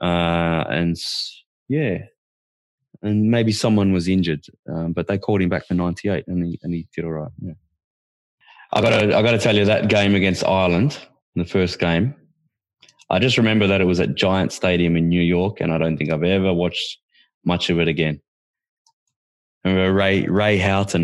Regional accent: Australia; I'm an Aussie

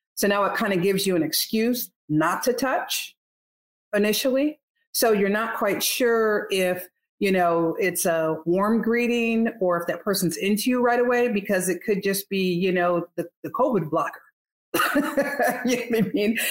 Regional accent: Northeast, United States; now in Texas, United States; I'm from the Northeast

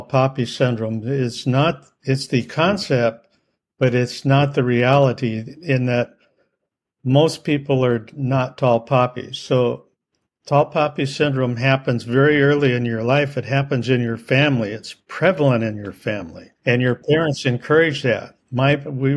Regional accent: Iowa, United States; I grew up in Iowa

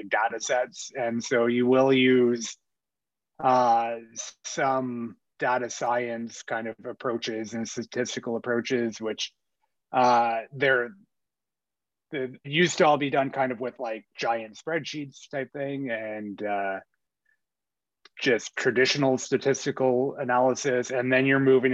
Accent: Ottawa, Ontario, Canada; moved away as an adult; also born or lived in Winnipeg; I grew up in Ottawa

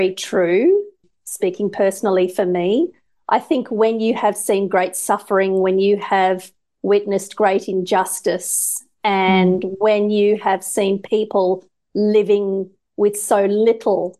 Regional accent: Australia; Growing up in Australia in the 70s

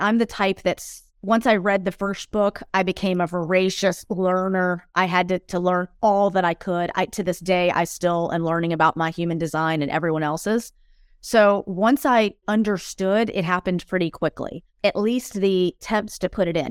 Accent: United States; now in Europe; I'm an American expat living in Europe

